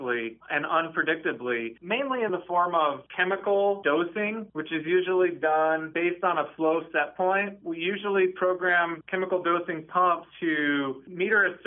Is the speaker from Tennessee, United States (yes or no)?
no; Rapid City, South Dakota, United States; I come from Rapid City, South Dakota